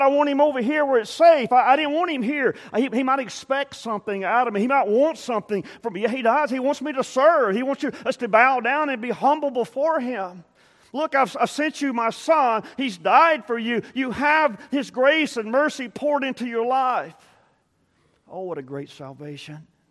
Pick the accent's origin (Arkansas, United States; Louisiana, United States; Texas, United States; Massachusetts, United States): Texas, United States; South Texas coast, United States; I grew up on the South Texas coast, and Port O'Connor was, was close.